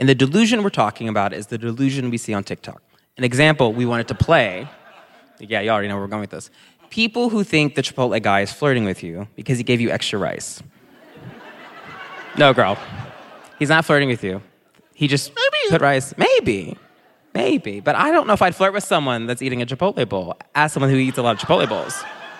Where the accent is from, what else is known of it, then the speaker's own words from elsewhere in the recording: the South, United States; You are black, and we grew up in the South, so you can talk to us.